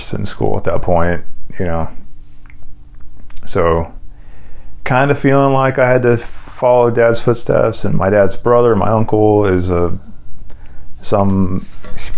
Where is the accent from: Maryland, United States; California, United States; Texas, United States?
Texas, United States; Houston; also born or lived in College Station; I grew up in Houston